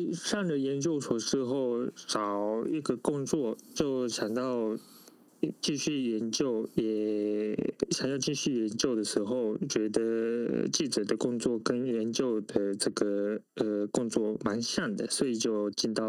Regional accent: Japan; Chinese is a second language; also born or lived in Taiwan; 虽然我是呃出生是在台湾，但是从小一直住在日本，所以在日本长大，算是日本人。

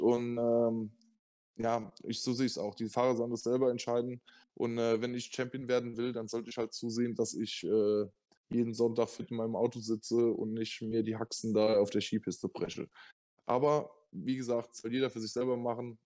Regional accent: Germany; als Deutscher

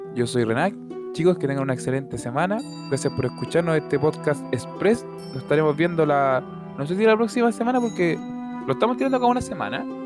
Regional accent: Valparaíso, Chile; yo soy de Valparaíso

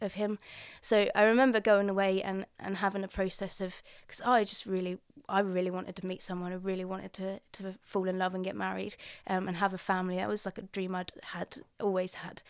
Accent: Colchester, East of England, United Kingdom; I grew up in Colchester, not very far from here.

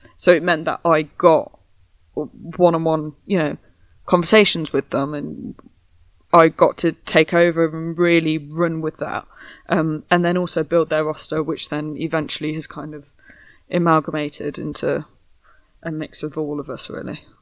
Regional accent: Midlands, United Kingdom; I'm from the Midlands

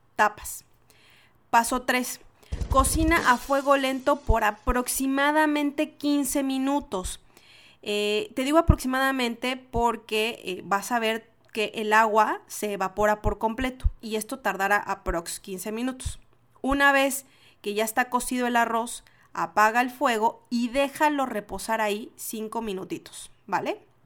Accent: Mexico; moved away as an adult; now in Chile; Yo soy mexicana. Y entonces en México decimos sushi.

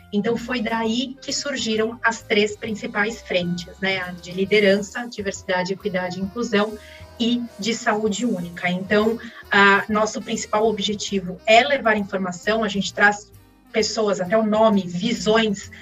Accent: São Paulo, Brazil; De São Paulo mesmo, nasci ah. aqui em São Paulo, na capital, e, e desde então estou aqui, estudei aqui na, em São Paulo também.

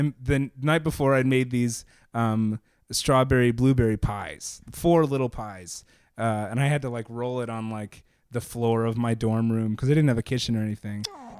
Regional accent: Texas, United States; moved away; I'm from Texas

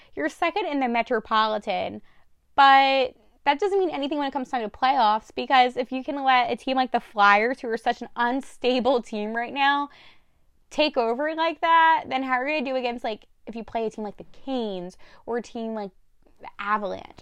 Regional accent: New Jersey, United States; accent: Jersey; I'm talking my Jersey accent

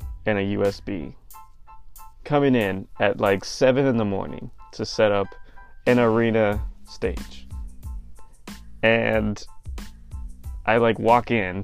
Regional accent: California, United States; moved away as an adult; also born or lived in Arizona; I'm originally from California, but transferred to Arizona for school.

